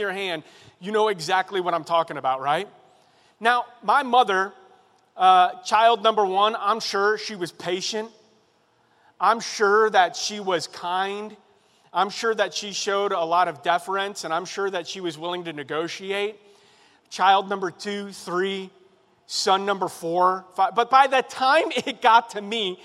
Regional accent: Chicago, Illinois, United States; now in Carlinville, United States; I'm originally from Chicago on the south side.

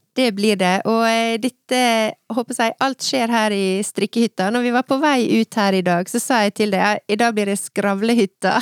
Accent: Søre Sunnmøre, Møre og Romsdal, Norway; der jeg kommer fra.

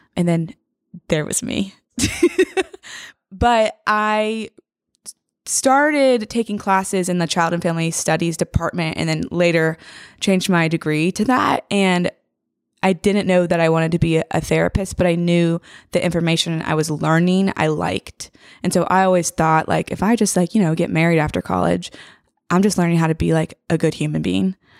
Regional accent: Franklin, Tennessee, United States; I'm from Franklin

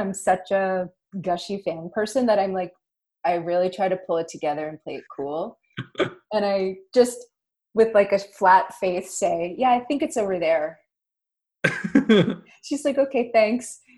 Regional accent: Nova Scotia, Canada; I'm from Nova Scotia, which is traditionally Mi'kmaq territory

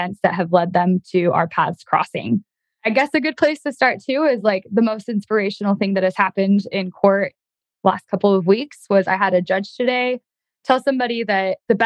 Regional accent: Utah, United States; moved away as an adult; also born or lived in Oregon; now in Idaho, United States; I grew up in Utah

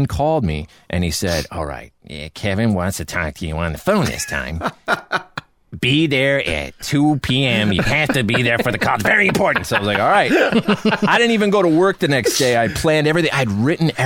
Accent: Canada; moved away; I'm from Canada

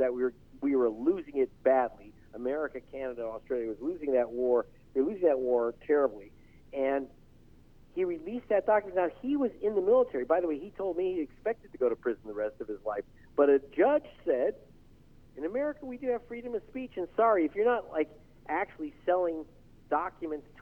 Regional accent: United States; As an American

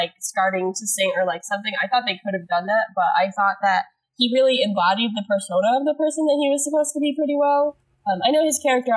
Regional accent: Massachusetts, United States; near my hometown

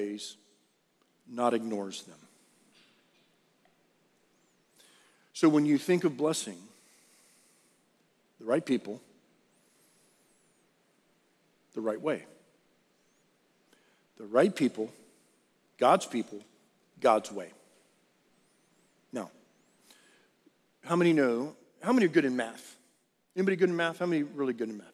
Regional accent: South Texas, United States; I grew up in South Texas

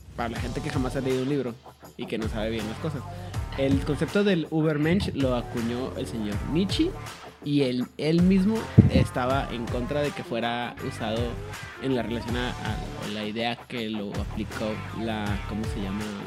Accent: Chihuahua, Mexico; accent: norteño; also born or lived in Monterrey; cuando regreso a Chihuahua, luego, luego me dicen, estás hablando agarro otra vez mi ritmo normal

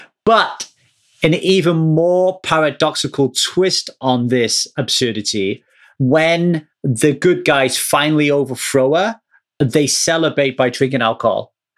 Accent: Ogmore Vale, Wales, United Kingdom; So when I grew up in Ogmore Vale, you had to be 18 to drink.

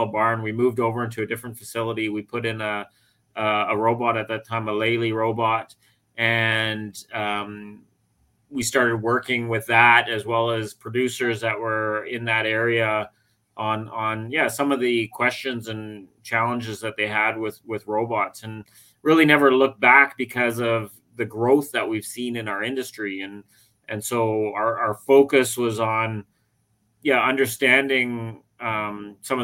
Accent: British Columbia, Canada; moved away as an adult; now in Ontario, Canada; I grew up in the western part of Canada in British Columbia

